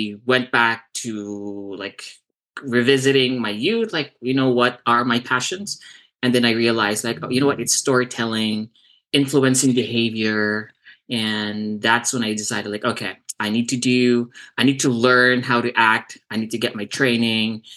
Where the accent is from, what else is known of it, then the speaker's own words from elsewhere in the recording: Davao City, Davao Region, Philippines; moved away as an adult; now in Southern California, United States; born and raised in Davao, Philippines. And I moved here in 2004.